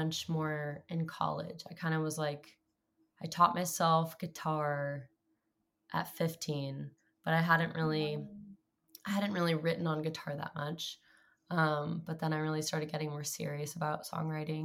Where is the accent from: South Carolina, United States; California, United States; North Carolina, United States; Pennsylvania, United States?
California, United States; Clovis; now in Los Angeles, United States; I grew up in Central California, in a place called Clovis, but it's also next to this town called Fresno